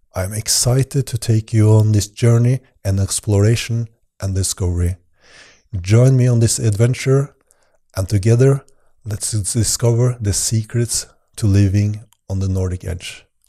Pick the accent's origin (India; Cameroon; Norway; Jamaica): Norway; I'm originally from Norway